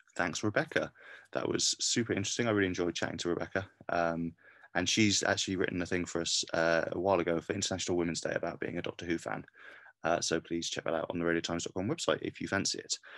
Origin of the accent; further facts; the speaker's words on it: Cardiff, Wales, United Kingdom; I'm from Cardiff